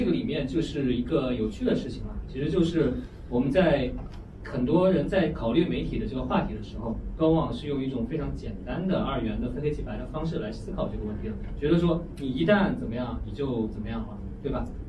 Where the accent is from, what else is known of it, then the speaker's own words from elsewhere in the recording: China; 这个我们中国人批判美国的时候，就会说你们这些媒体实际上都是为这个大财团发声的，对吧？